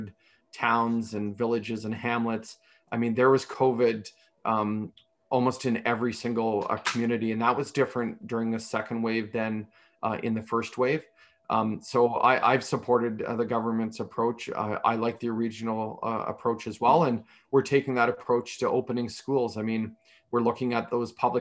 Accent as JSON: {"language": "English", "town": "Newbury", "region": "Ontario", "country": "Canada", "tie": "born or raised there", "said": "I was born and raised in a small village, Newbury, Ontario, population 402 people."}